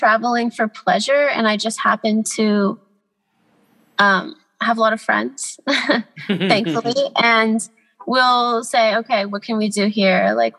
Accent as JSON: {"language": "English", "town": "Los Angeles", "region": "California", "country": "United States", "tie": "born or raised there", "also_born_or_lived": "Atlanta, Georgia", "said": "I grew up in Atlanta. Okay. Until I was like 11, and then I moved to Los Angeles."}